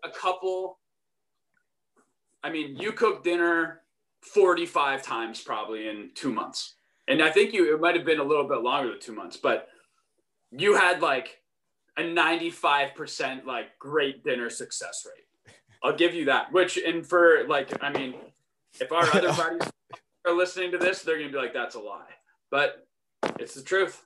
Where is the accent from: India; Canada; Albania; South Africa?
Canada; Burlington, Ontario; moved away as an adult; also born or lived in Western Michigan; I hail from Burlington, Ontario. That's like where I'm from. It's where I grew up until I went to Western